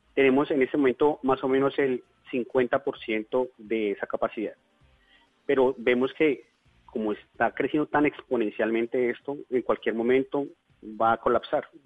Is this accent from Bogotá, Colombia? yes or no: yes; Bogotá, Colombia; moved away as an adult; now in Leticia, Colombia; yo soy bogotano, pero hace próximamente unos nueve años me radiqué aquí